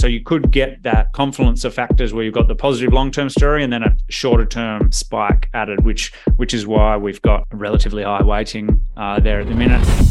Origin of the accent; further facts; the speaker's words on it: Perth, Western Australia, Australia; moved away as an adult; I am from Perth originally, Um, grew up there, went to uni there